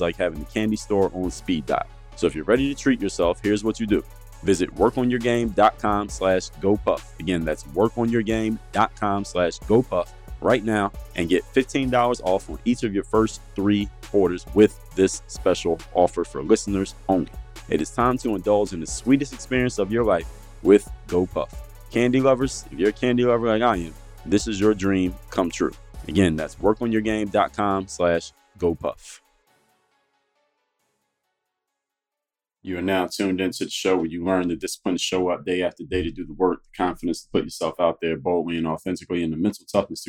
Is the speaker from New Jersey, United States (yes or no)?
no; Philadelphia, Pennsylvania, United States; Philadelphia, my hometown